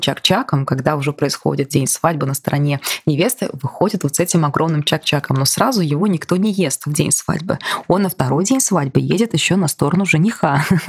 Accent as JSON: {"language": "Russian", "region": "Bashkortostan", "country": "Russia", "tie": "born or raised there", "said": "я родом из Башкирии"}